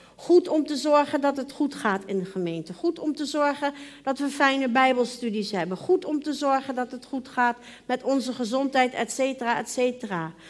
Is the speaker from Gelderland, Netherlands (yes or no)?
yes; Arnhem, Gelderland, Netherlands; moved away; toen ik nog in Arnhem woonde en jong was